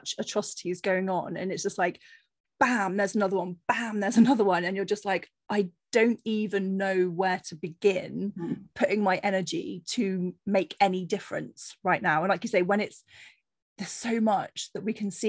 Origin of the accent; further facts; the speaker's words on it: Cornish fishing village, South West England, United Kingdom; moved away; I grew up on a very sheltered Cornish fishing village, you know, there was very little diversity at all in my hometown. So I was very keen to move out